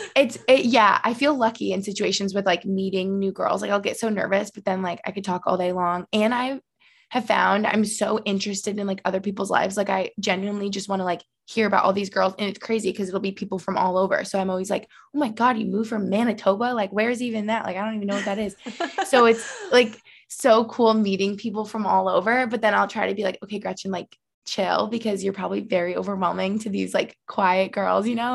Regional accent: Albany, New York, United States; moved away as an adult; now in Allentown, United States; I'm from Albany, New York

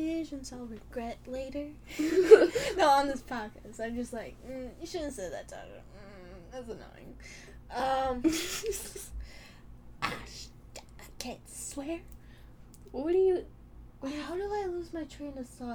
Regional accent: Chicago, Illinois, United States; We're from Chicago

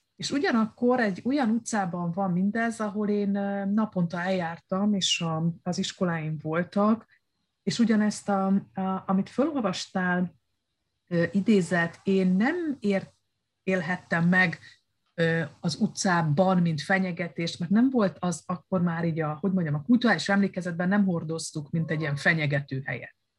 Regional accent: Romania; moved away as an adult; also born or lived in Hungary / Spain; ez a romániai eh, diktatúra, amiben nevelkedtem

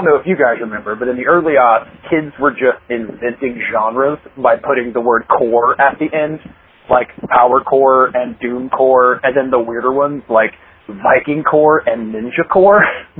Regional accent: Indiana, United States; I grew up in Indiana

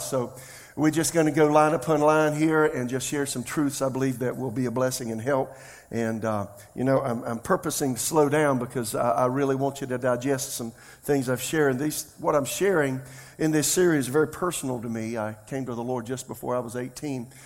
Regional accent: Florence, United States; my hometown, Florence

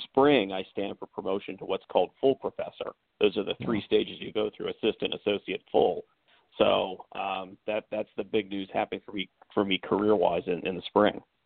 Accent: Pennsylvania, United States; moved away as an adult; also born or lived in far south Texas / Columbia, Maryland; now in California, Maryland, United States; I was born and raised in Pennsylvania and then lived for a while as a child in uh, far south Texas.

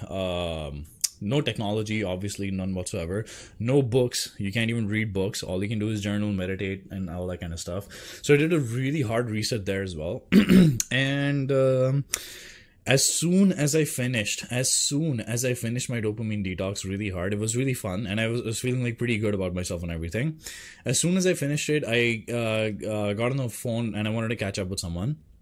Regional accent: India; moved away; I grew up in India

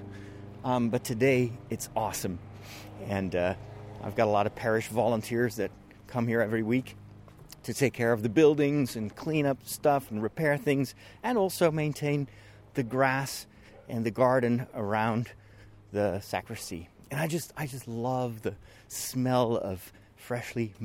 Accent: Amersfoort, Utrecht, Netherlands; here in my hometown in Amersfoort in the Netherlands

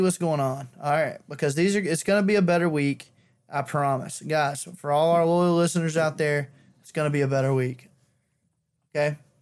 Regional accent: near Billingsley, Alabama, United States; She's probably fifteen minutes away from my hometown

